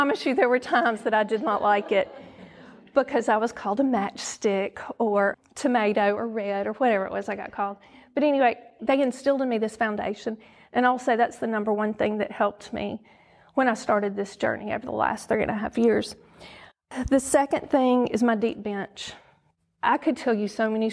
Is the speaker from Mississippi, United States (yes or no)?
yes; Oxford, Mississippi, United States; also born or lived in South Carolina / Florida / North Carolina; now in Tupelo, United States; I was raised in Oxford, great little town to be raised in.